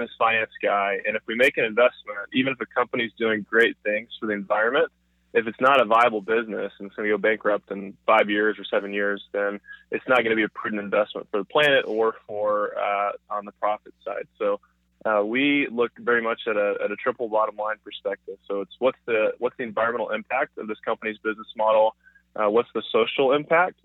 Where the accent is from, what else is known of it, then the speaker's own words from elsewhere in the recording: Dallas, Texas, United States; moved away as an adult; now in California, United States; I am in Dallas, Texas. That's where I'm from originally